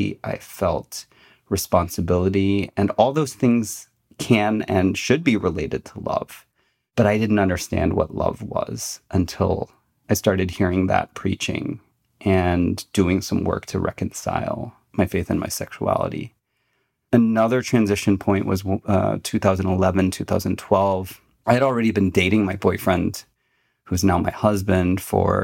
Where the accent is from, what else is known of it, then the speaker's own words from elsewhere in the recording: United States; now in Michigan, United States; I was born in America, I was Chinese second